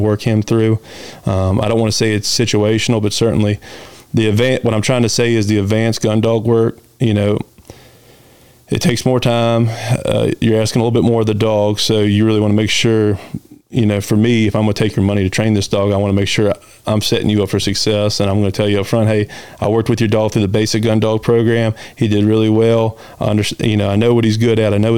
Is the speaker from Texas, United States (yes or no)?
no; Blue Ridge, Southern Virginia, United States; I grew up hunting here around the Blue Ridge in Southern Virginia.